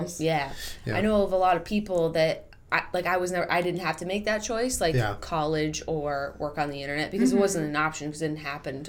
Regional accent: Boston, Massachusetts, United States; I'm from the East Coast

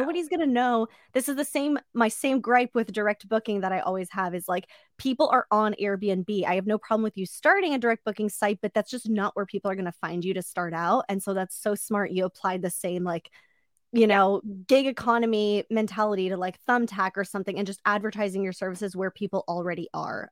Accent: Orange County, California, United States; I grew up in Orange County

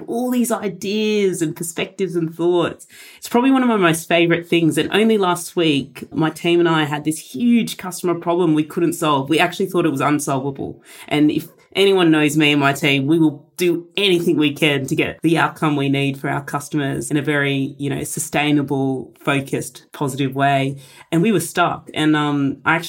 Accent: Australia; a Polish-Indian heritage, and I'm first-generation Australian

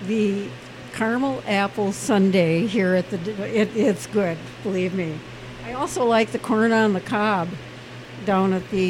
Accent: Minneapolis, Minnesota, United States; moved away as an adult; now in California, United States; I'm from Minnesota originally, Minneapolis, but I now live in California. I have for the last 16 years.

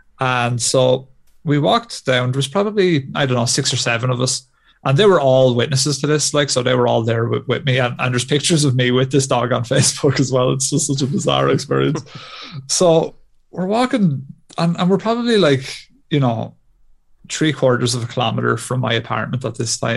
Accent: Ireland; as good Irish Catholics

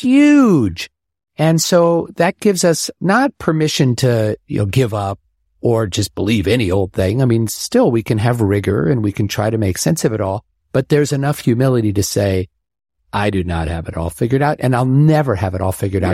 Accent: Omaha, Nebraska, United States; moved away; growing up in Omaha

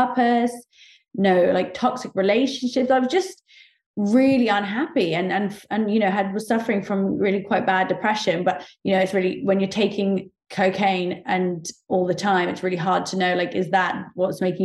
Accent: Oxford, South East England, United Kingdom; also born or lived in Saudi Arabia; I grew up in Oxford in the UK

